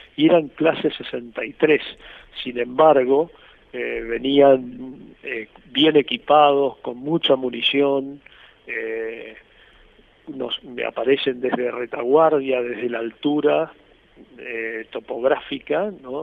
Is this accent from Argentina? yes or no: yes; Corrientes, Argentina; estoy viviendo en la ciudad de Mercedes Corrientes, yo soy correntino